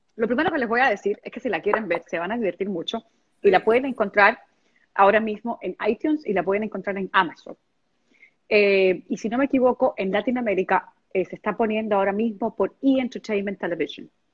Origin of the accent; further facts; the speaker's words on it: Havana, Cuba; moved away; soy cubana hasta que me muera y este y Cuba es parte de parte de mi vida y este y yo creo que en algún momento eh, no sé cuándo se pueda eh, en algún momento viviré en, mi ciudad otra vez en La Habana